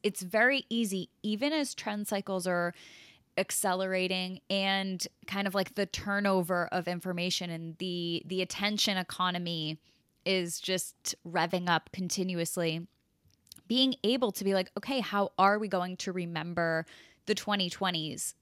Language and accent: English; Connecticut, United States; I grew up in Connecticut and I have family in New Jersey